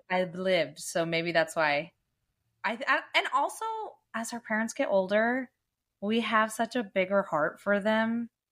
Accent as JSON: {"language": "English", "town": "Dublin", "region": "California", "country": "United States", "tie": "born or raised there", "said": "I grew up in Dublin"}